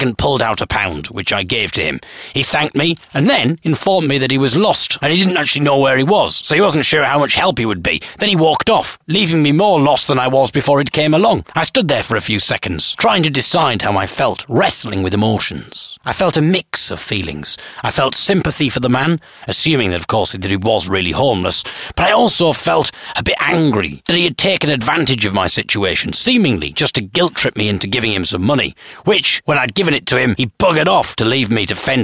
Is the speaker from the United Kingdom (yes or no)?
yes; Sheffield, Yorkshire and the Humber, United Kingdom; my hometown of Sheffield